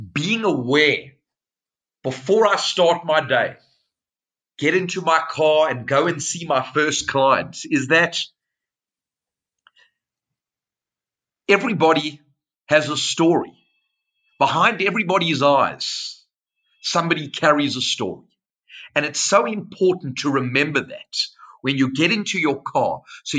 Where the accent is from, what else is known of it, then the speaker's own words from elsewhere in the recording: Cape Town, Western Cape, South Africa; I was born in Cape Town, which is the most beautiful city, the southern tip of South Africa